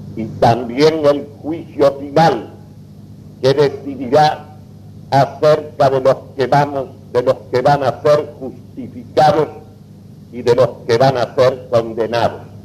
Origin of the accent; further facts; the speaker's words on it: Argentina; como argentinos